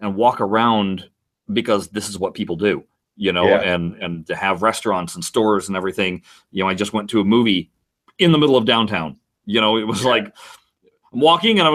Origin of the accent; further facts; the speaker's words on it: Southern California, United States; Me coming from California, where, or especially Southern California